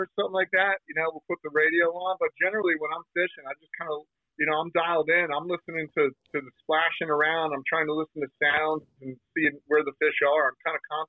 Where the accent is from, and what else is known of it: New Jersey, United States; born or raised there